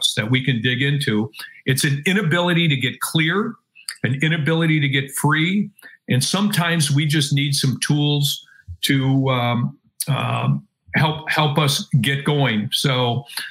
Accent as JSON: {"language": "English", "region": "Wisconsin", "country": "United States", "said": "I'm from Wisconsin"}